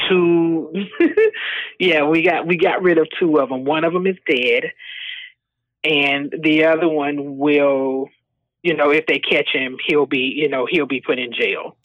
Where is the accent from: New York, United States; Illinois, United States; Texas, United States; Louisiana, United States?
Texas, United States; moved away as an adult; also born or lived in Skyway, Washington; now in Puyallup, United States; We are originally from Texas